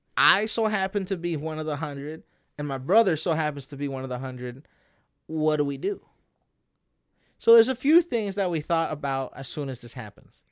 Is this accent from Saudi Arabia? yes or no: no; Canada; we are Canadian. We were born and raised in in here.